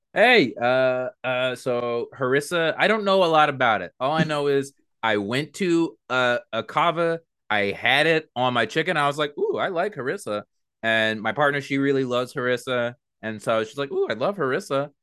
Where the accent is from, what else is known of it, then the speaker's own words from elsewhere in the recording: Mineola, New York, United States; I was born in Mineola.